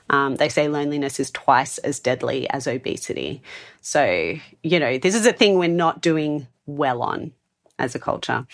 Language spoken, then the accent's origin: English; Sydney, New South Wales, Australia; moved away as an adult; now in Adelaide, Australia; Sydney, where I moved from, which I also love and is my hometown